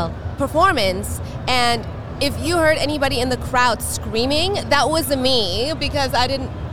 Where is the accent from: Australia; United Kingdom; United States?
United States; Los Angeles, California; accent: Valley girl; I'm from LA.